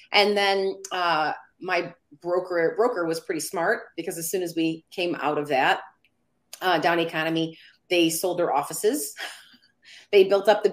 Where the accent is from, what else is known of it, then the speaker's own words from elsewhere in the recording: Downriver, Michigan, United States; I am from a community called Downriver, Michigan